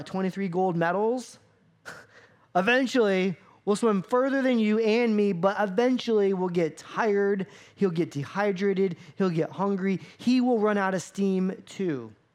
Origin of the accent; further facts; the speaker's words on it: Florida, United States; I grew up in Florida